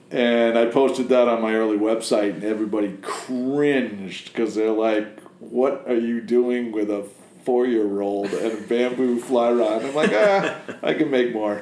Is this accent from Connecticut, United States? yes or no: yes; Connecticut, United States; moved away as an adult; also born or lived in Maine; now in Biddeford, United States; I grew up in Connecticut